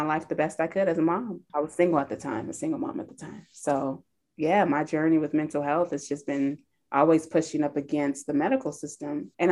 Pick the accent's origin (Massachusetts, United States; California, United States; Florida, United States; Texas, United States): California, United States; moved away; also born or lived in Naperville, Illinois; I grew up in California